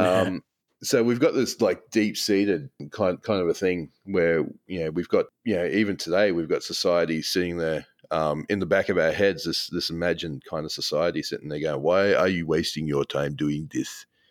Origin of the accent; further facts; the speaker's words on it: Australia; as an Australian